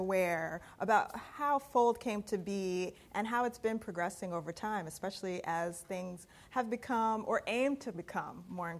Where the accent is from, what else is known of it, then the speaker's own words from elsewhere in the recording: United States; I'm from the States.